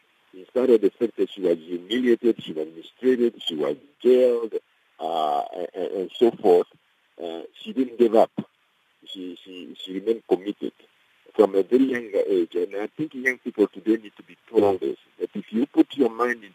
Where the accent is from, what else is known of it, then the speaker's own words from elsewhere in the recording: DR Congo; moved away as an adult; now in South Africa; I'm from the Democratic Republic of Congo